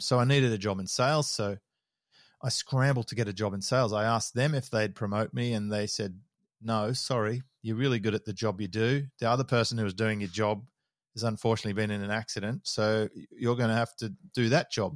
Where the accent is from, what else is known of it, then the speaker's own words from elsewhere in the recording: Sydney, New South Wales, Australia; moved away as an adult; also born or lived in Melbourne; now in Noosa, Australia; I was born in Melbourne. Uh, we moved, my dad was running a, a bulk haulage division down there, and, and then they moved back to Sydney when I was about five. We started off in Manly, and then we moved to Mossman